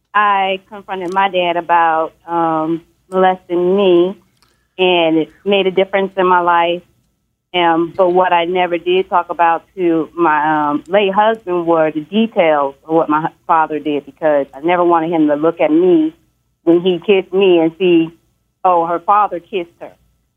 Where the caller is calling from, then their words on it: Dallas, Texas, United States; I'm calling from Dallas.